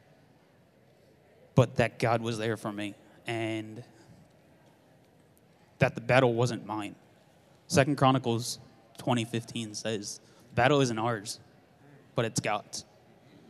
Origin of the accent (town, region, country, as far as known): Philadelphia, Pennsylvania, United States; born or raised there; now in Tulsa, United States